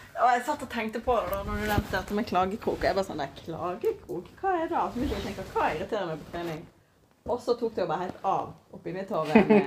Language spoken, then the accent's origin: Norwegian; Norway; vi er jo nordmenn i vår kultur